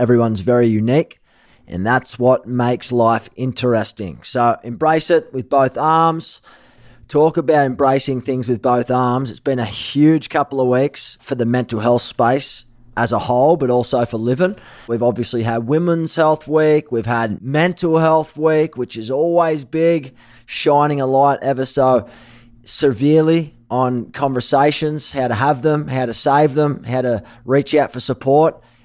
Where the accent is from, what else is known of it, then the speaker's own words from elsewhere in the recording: Sydney, New South Wales, Australia; moved away; also born or lived in Gold Coast / Manly; I was born in Sydney before I moved to the Gold Coast. My family lived in Manly.